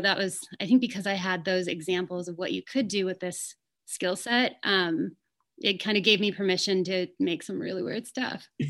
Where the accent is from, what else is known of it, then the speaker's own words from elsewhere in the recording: Fresno, California, United States; moved away as an adult; also born or lived in San Francisco; I grew up in outside of Fresno in California